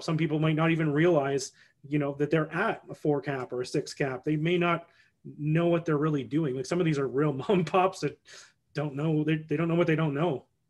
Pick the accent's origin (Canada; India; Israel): Canada; as a Canadian